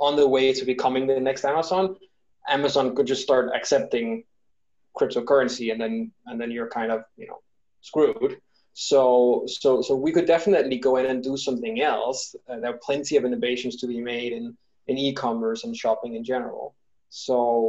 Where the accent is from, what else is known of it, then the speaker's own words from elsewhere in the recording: Denmark; also born or lived in London, United Kingdom; now in Bogota, Colombia; I'm originally from Denmark.